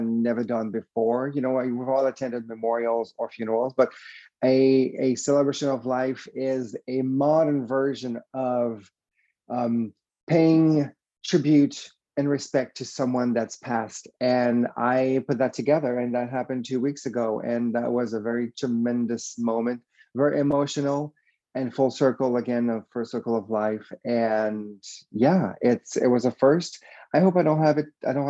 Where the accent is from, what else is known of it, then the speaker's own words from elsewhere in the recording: Quebec City, Quebec, Canada; English is a second language; I am from Quebec City, a little city in Quebec, Canada. And yeah, that's where I grew up, a completely French